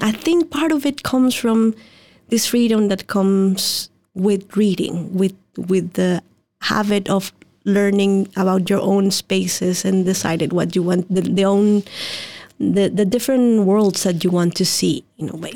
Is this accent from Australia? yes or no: no; Mexico; moved away; I was born and raised in Mexico